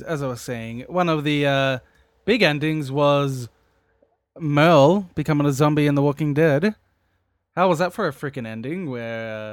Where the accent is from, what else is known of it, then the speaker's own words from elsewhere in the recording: Australia; I am Australian and I work in the Australian industry